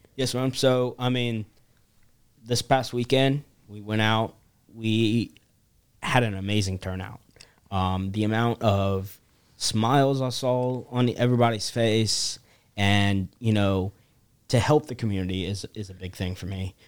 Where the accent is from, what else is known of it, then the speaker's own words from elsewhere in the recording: Charleston, South Carolina, United States; I'm from Charleston, South Carolina